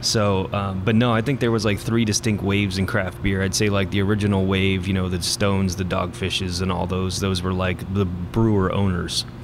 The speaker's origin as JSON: {"language": "English", "town": "Bowie", "region": "Maryland", "country": "United States", "tie": "born or raised there", "also_born_or_lived": "western United States", "moved": "as an adult", "said": "I was born and raised here. I grew up in Bowie, so um, this is home to me."}